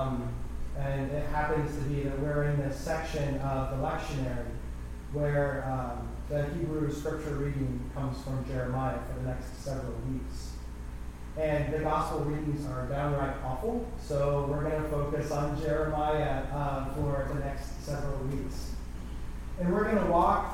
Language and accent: English; Gambier, Ohio, United States; moved away as an adult; now in Hinesburg, United States; I grew up in Gander, Ohio, on a dairy farm